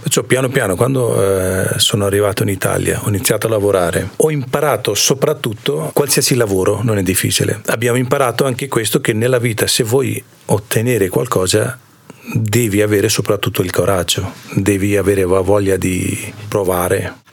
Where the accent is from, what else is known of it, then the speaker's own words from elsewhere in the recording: India; Italian is a second language; moved away as an adult; also born or lived in Province of Ferrara, Italy; now in Cavalese, Italy; vengo dall'India e lei mia moglie. Allora, viviamo in Cavalese da 5 anni quasi e prima eravamo in provincia di Ferrara. È lì che sono venuto dall'India India vent'anni fa